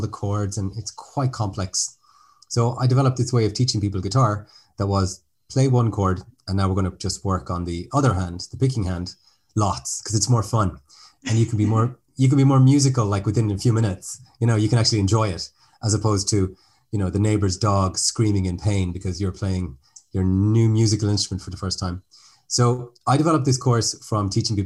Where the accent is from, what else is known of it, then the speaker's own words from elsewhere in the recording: Ireland; now in France; I'm speaking to you from France today, but as the name might suggest, I'm actually Irish